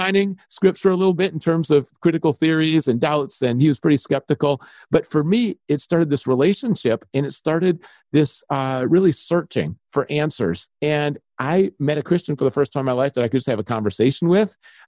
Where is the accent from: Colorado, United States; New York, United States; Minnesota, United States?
Minnesota, United States; Minneapolis; moved away as an adult; also born or lived in Zimbabwe / Aberdeen; now in Washington, United States; I grew up on the University of Minnesota campus